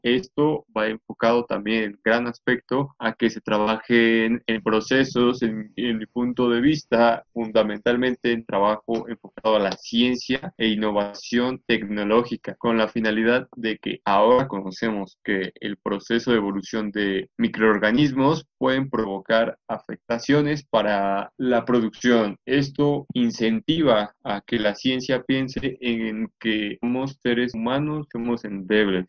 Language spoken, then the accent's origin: Spanish; Mexico; podamos crecer como sociedad mexicana